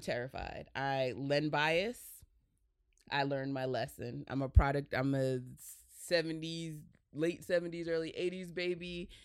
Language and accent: English; New Jersey, United States; I was raised by my mom in Jersey